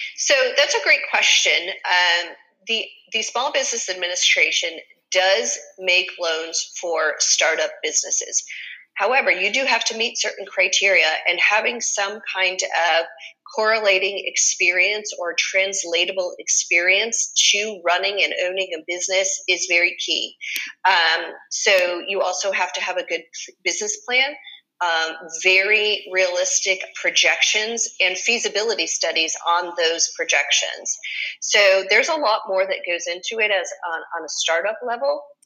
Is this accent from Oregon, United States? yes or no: no; Springfield, Massachusetts, United States; moved away as an adult; now in Fort Myers, United States; I grew up in Springfield, Massachusetts, and moved down to Fort Myers, Florida, in 2002